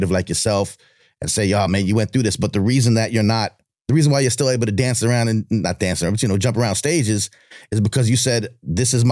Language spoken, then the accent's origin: English; Long Island, New York, United States; I'm from Long Island